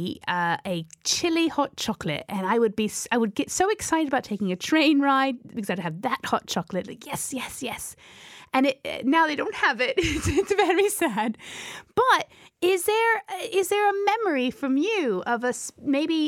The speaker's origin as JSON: {"language": "English", "region": "Georgia", "country": "United States", "said": "I'm from Georgia"}